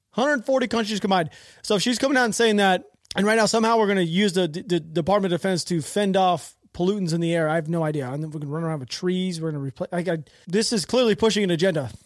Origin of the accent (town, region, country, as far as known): United States